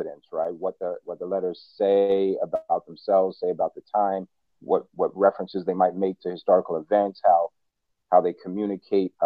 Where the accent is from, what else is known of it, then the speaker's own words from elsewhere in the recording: New York, United States; moved away as an adult; also born or lived in Washington, D.C.; now in Minneapolis, United States; I'm a New Yorker who now lives in Minneapolis